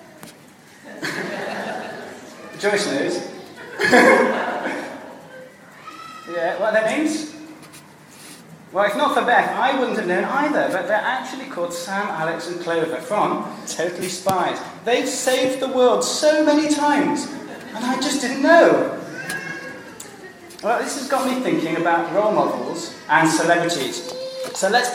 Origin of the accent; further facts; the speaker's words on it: England, United Kingdom; moved away; also born or lived in Wales; I'm English